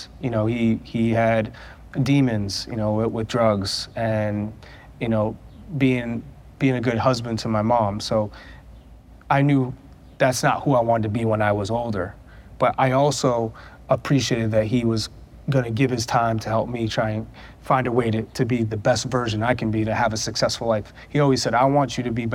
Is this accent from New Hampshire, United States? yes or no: yes; New Hampshire, United States; I grew up in New Hampshire